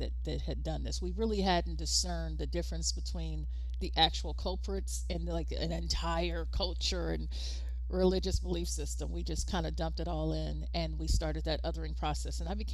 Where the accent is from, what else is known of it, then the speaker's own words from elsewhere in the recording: United States; as an American